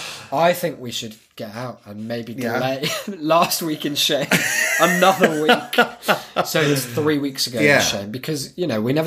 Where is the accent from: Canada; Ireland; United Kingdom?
United Kingdom; Cheshire, North West England; And I was born in Cheshire.